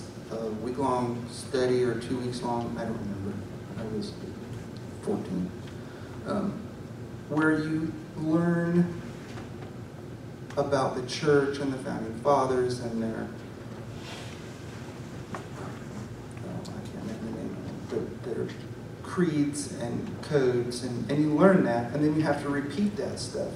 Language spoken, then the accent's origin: English; Newton, United States; I was born and raised here in Newton, went to all my school here in Newton.